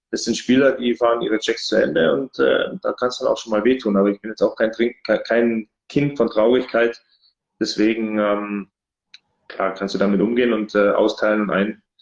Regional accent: Gelting, Bavaria, Germany; also born or lived in Munich; also ich bin in München geboren, äh, komme gebürtig aus Gelting. Das ist ein ganz kleines Dorf äh, in der Nähe von Geretsried

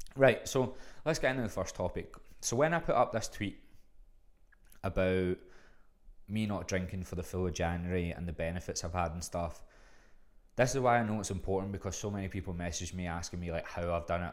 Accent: Glasgow, Scotland, United Kingdom; moved away as an adult; now in Melbourne, Australia; I'm from fucking Glasgow

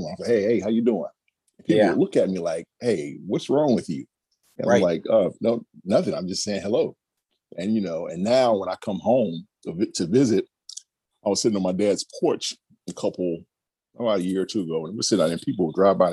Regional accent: South Carolina, United States; moved away as an adult; I grew up in South Carolina. That's my home.

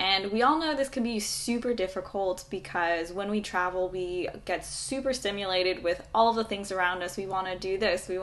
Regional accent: San Diego, California, United States; I'm originally from San Diego, but right now I am slow traveling through South Africa and Europe.

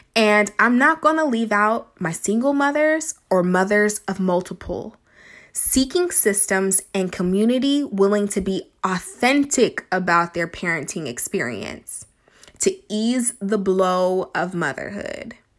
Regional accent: Sacramento, California, United States; I grew up in the California, Northern California, Sacramento area

